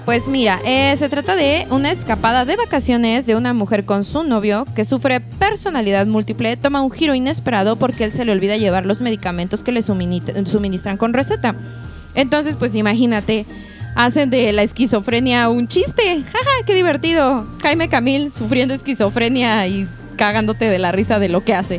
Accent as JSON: {"language": "Spanish", "country": "Mexico", "said": "el mexicano"}